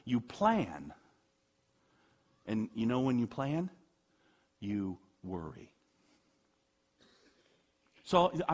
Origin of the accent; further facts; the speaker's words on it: United States; I'm an American